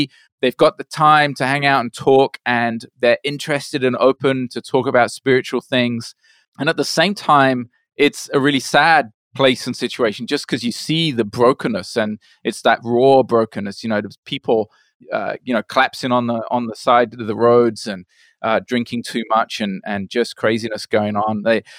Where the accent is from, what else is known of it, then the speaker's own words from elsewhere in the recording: Brazil; also born or lived in United Kingdom; was born in the UK. And my parents were missionaries. And so we left to Brazil when I was 8 years old. So I grew up in Brazil, my parents working there as missionaries.